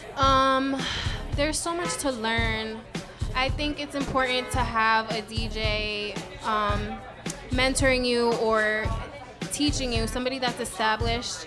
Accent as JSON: {"language": "English", "area": "Putnam County", "region": "New York", "country": "United States", "tie": "born or raised there", "also_born_or_lived": "Harlem, New York City / Bushwick, Brooklyn", "moved": "as an adult", "lives_now": "Brooklyn, United States", "said": "I grew up in Putnam County."}